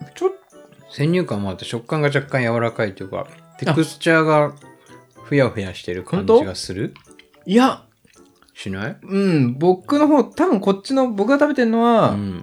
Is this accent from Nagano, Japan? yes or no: yes; Nagano, Japan; 僕長野育ちなんですけど